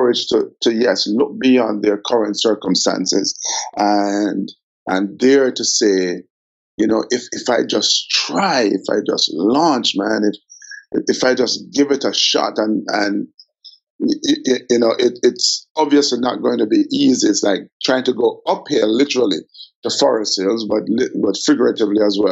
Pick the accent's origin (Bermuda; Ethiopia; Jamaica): Jamaica; Kingston; I grew up in Olympic Gardens